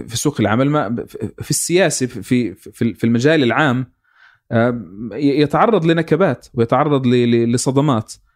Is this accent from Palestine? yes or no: yes; Palestine; كفلسطيني اكون واعي